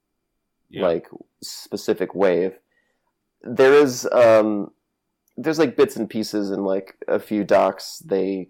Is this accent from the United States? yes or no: yes; Connecticut, United States; I grew up in Connecticut and New England.